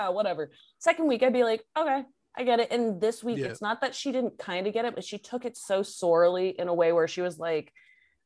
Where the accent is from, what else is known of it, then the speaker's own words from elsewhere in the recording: New England, United States; we're from New England